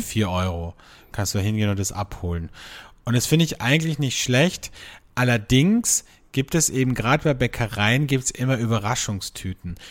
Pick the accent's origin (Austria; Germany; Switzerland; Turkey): Austria; bei uns in Österreich